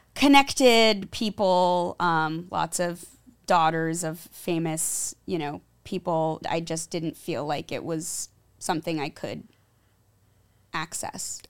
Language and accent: English; Los Angeles, California, United States; growing up in L